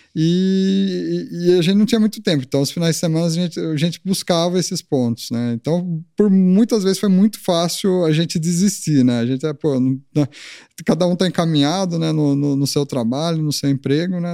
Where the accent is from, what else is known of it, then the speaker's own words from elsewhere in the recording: Leme, São Paulo, Brazil; moved away as an adult; now in Tatuí, Brazil; Sou do interior